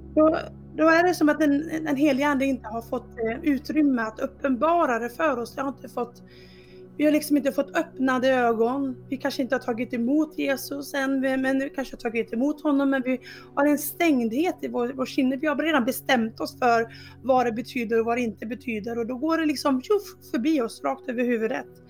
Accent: Dalarna County, Sweden; moved away; jag kommer från Dalarna ursprungligen, även fast det inte alltid hörs på dialekten.

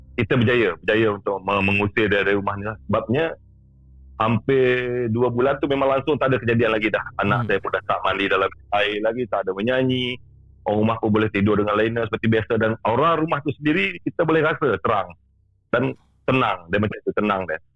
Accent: Sarawak, Malaysia; saya berasal dari Sarawak

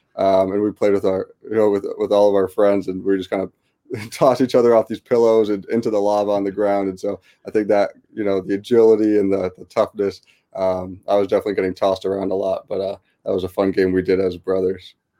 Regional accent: West Hartford, Connecticut, United States; I grew up in West Hartford, Connecticut, uh, born and raised

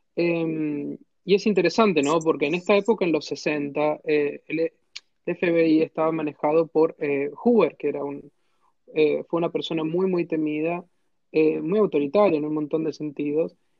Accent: San Juan, Argentina; yo soy de San Juan

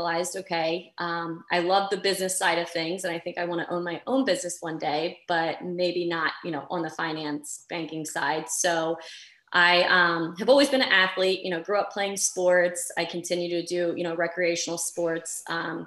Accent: Delaware, United States; I am from the small state of Delaware, but the first state.

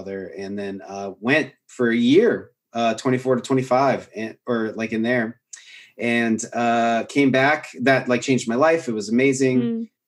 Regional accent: Washington, United States; moved away as an adult; also born or lived in Bellingham, Washington / Portland; now in Austin, United States; I was at Western Washington University, which is in Northern Washington State. It's where I grew up in Washington State.

